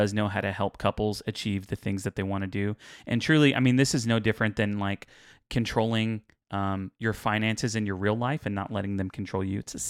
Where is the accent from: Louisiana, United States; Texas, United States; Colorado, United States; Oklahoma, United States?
Texas, United States; Houston; But we're from Houston, so we kind of do.